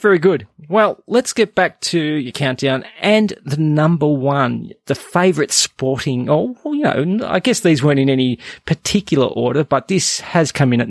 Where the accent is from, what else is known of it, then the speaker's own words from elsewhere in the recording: Canada; As a Canadian, I always ask my Canadian guests this.